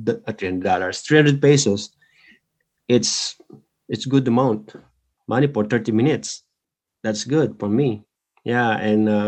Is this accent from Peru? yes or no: no; Tanay, Calabarzon, Philippines; moved away; I'm from Philippines. Town of Tanay, and there is a barangay there.